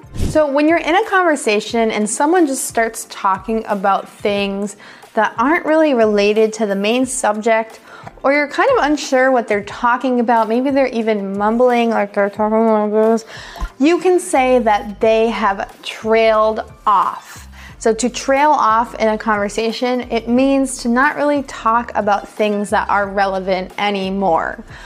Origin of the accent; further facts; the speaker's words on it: United States; accent: American English; American English speakers like myself